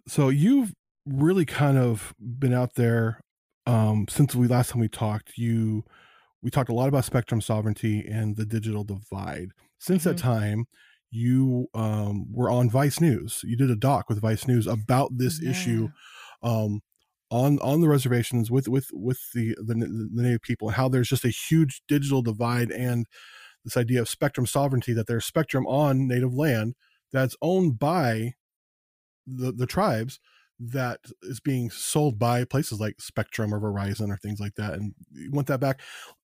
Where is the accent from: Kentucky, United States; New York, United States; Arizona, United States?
Arizona, United States; Phoenix; also born or lived in Las Vegas, Nevada / southern Oregon; now in Oregon, United States; I lived around there. I lived, I was born in Phoenix, Arizona, and I lived in Las Vegas for years.